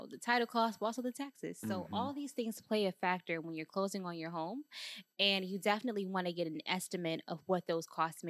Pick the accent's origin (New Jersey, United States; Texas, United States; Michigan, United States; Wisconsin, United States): Michigan, United States; Detroit; We're from Detroit, so you got to be.